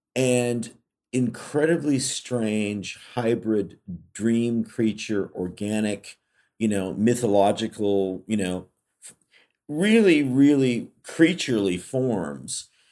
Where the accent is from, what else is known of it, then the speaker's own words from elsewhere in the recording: California, United States; I grew up in California